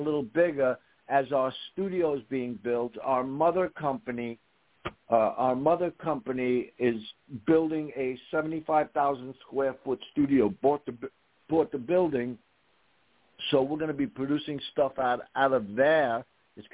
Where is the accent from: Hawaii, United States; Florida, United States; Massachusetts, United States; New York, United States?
New York, United States; I'm a New Yorker